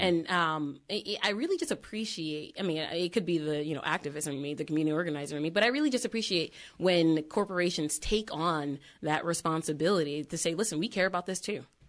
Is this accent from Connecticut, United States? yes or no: yes; Connecticut, United States; we're from Connecticut